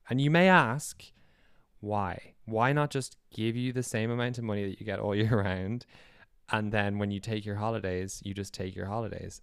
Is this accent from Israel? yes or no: no; Ireland; moved away as an adult; also born or lived in United Kingdom; now in Norway; Irish and also having come from working in the U K